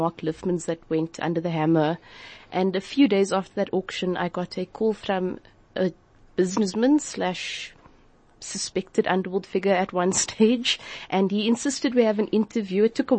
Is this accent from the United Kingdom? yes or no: no; Cape Town, Western Cape, South Africa; I've been very lucky to live in areas in Cape Town that have sort of been in between other areas, pockets of gang strongholds.